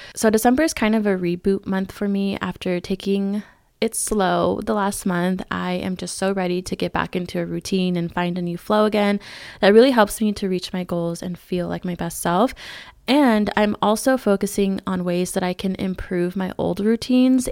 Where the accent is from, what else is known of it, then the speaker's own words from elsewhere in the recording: California, United States; now in Arizona, United States; my hometown in California